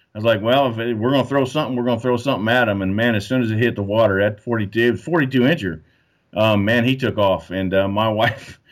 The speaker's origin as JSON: {"language": "English", "region": "Kansas", "country": "United States", "tie": "born or raised there", "also_born_or_lived": "Hawaii", "moved": "yes", "said": "I grew up in Kansas"}